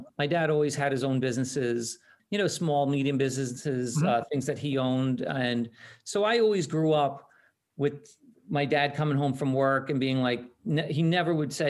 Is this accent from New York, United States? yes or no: yes; New York, United States; also born or lived in Queens, New York; I was born in Queens, but growing up right outside of New York City